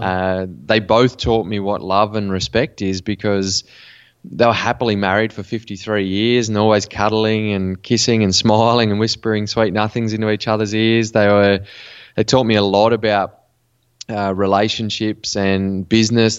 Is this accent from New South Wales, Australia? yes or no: yes; Western New South Wales, Australia; I grew up in Western New South Wales in Australia in a small country town